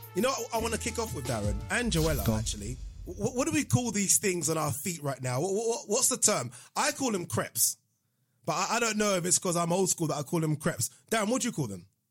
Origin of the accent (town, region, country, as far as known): Nigeria; born or raised there; now in United Kingdom